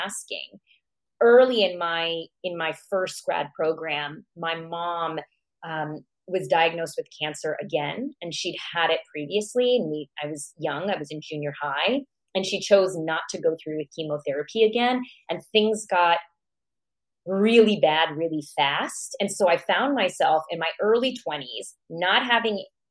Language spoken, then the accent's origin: English; United States; also born or lived in Iran; I moved to the U.S. at the age of 4. And so I grew up in America